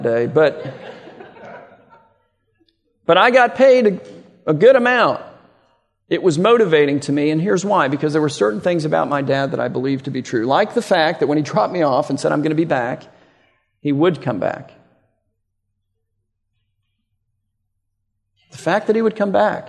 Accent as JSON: {"language": "English", "town": "Miami", "region": "Florida", "country": "United States", "tie": "born or raised there", "said": "I grew up in Miami, so probably 20 miles north of the Redlands."}